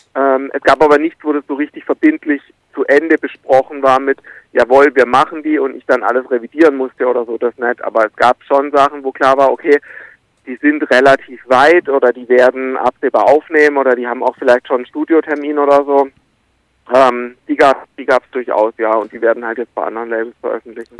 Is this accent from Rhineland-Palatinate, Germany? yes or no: no; Karlsruhe area, Baden-Württemberg, Germany; ich bin im, im Umland irgendwie aufgewachsen, ich bin mit acht da zum ersten Mal hin